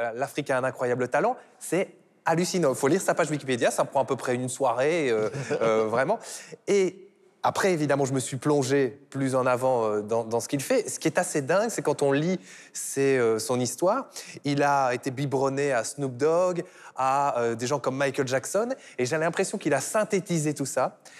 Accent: Belgium; je suis belge

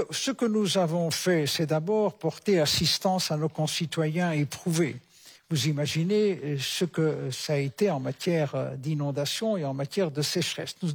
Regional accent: Belgium; notamment chez nous en Belgique, il y a des menaces

